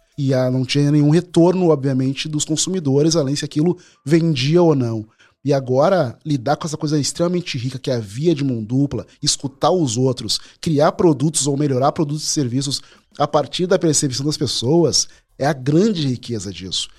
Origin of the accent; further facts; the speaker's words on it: Porto Alegre, Rio Grande do Sul, Brazil; eu sou porto-alegrense, nasci na Rexinha, um bairro periférico